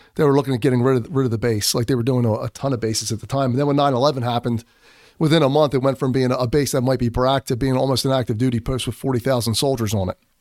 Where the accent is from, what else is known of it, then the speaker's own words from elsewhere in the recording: Philadelphia, Pennsylvania, United States; accent: Philadelphia; I'm from Philadelphia